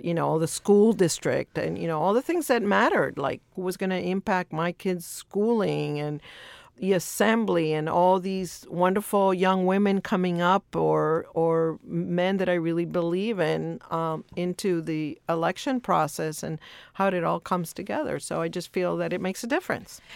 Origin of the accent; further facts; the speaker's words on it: El Salvador; now in Los Angeles, United States; I was born in El Salvador